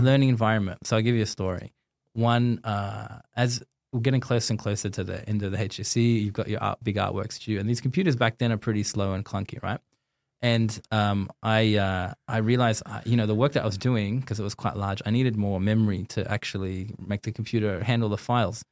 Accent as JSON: {"language": "English", "town": "Sydney", "region": "New South Wales", "country": "Australia", "tie": "born or raised there", "said": "I grew up in Sydney"}